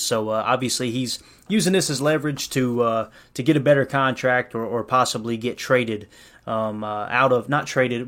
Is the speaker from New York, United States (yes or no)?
no; Tennessee, United States; I was from Tennessee